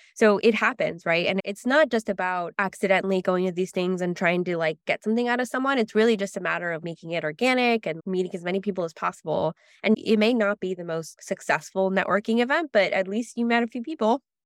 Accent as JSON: {"language": "English", "town": "Los Angeles", "region": "California", "country": "United States", "tie": "born or raised there", "also_born_or_lived": "San Francisco", "said": "I grew up in Los Angeles, first generation Mexican-American"}